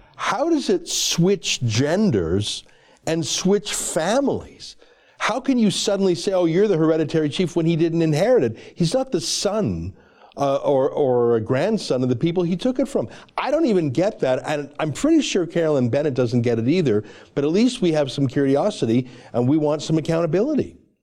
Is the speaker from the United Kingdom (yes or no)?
no; Canada; also born or lived in Toronto; a Canadian